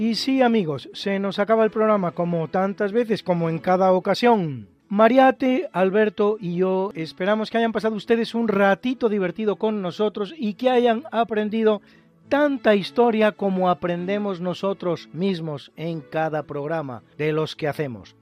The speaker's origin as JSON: {"language": "Spanish", "country": "Spain", "said": "somos los españoles"}